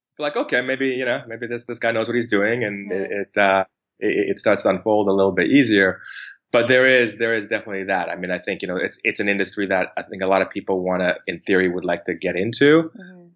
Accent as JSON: {"language": "English", "town": "Calgary", "region": "Alberta", "country": "Canada", "tie": "born or raised there", "also_born_or_lived": "Vancouver", "moved": "as an adult", "lives_now": "Toronto, Canada", "said": "I grew up mostly in Calgary."}